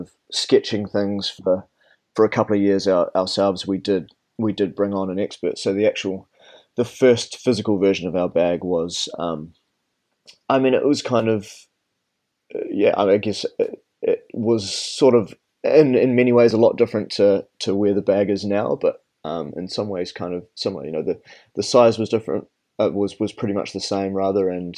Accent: New Zealand; moved away; I'm from New Zealand and I didn't actually leave the country until I was 15.

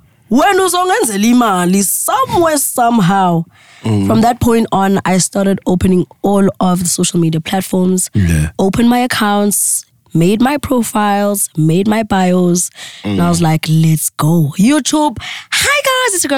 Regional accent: Secunda, Mpumalanga, South Africa; moved away; also born or lived in Evander; my isibhedlela lengazalwa kiso esekhunda

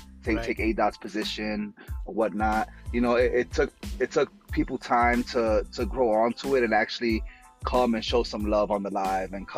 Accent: New York City, New York, United States; I grew up in the Bronx

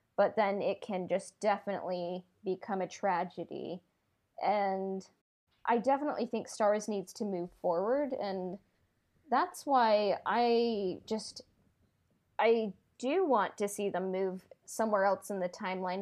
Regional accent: United States; I'm American

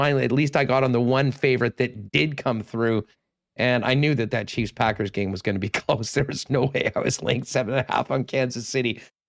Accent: Winnipeg, Manitoba, Canada; Again, it is December, but we're from Winnipeg. We'll bundle up. We'll be there.

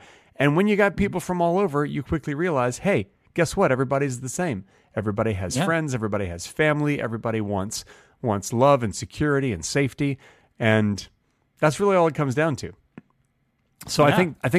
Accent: Dallas, Texas, United States; now in Los Angeles, United States; I moved from Dallas, Texas to Los Angeles, California. And Dallas is a big city, very mm-hmm. business-oriented city.

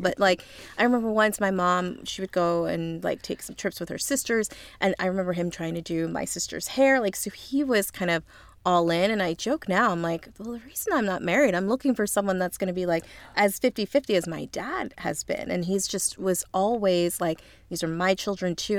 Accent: Lancaster, Pennsylvania, United States; moved away; I'm actually from Amish country. I'm from Lancaster, Pennsylvania

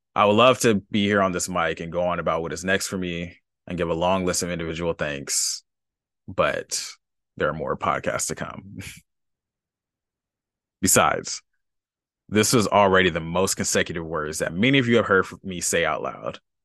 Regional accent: Los Angeles, California, United States; I grew up, up in L

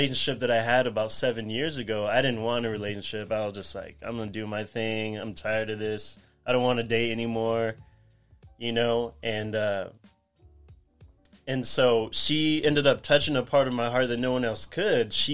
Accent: Whittier, California, United States; also born or lived in Pomona, California; I was born in Pomona, and my whole life I grew up in Whittier.

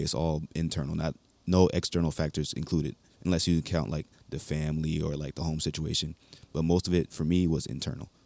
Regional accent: Baltimore, Maryland, United States; also born or lived in North Carolina; now in Hawaii, United States; I am from Baltimore, Maryland. I graduated in Walter Williams High School in North Carolina

